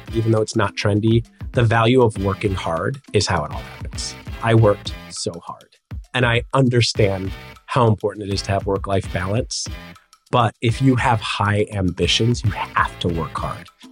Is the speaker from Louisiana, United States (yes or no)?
no; Chicago, Illinois, United States; moved away as an adult; also born or lived in Los Angeles, California; now in Miami, United States; I grew up in Chicago and was a childhood actor.